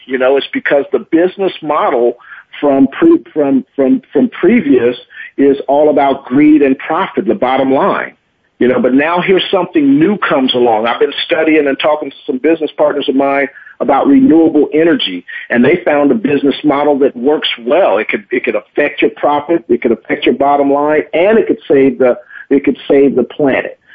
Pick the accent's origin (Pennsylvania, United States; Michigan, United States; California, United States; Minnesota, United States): California, United States; Oakland; I'm from Oakland